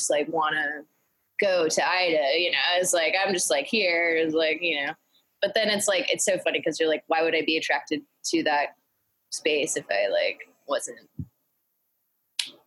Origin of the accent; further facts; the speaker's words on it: Greensboro, North Carolina, United States; now in New York, United States; I grew up in Greensboro, North Carolina